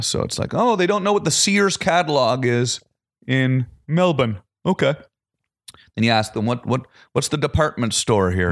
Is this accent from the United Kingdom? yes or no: no; Canada; moved away; I'm Canadian, like, I grew up playing hockey